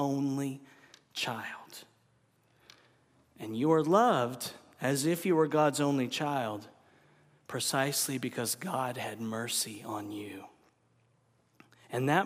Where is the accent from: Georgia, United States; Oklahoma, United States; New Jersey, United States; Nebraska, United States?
Oklahoma, United States; I grew up in Oklahoma